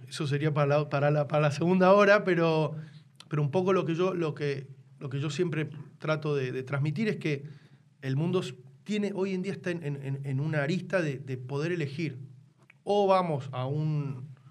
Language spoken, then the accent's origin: Spanish; Tucumán, Argentina; yo me crié en Tucumán